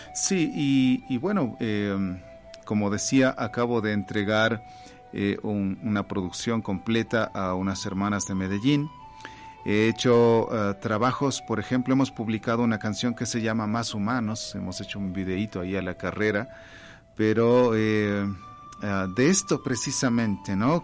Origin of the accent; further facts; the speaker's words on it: Baños de Agua Santa, Tungurahua, Ecuador; now in Quito, Ecuador; nací en Baños de Agua Santa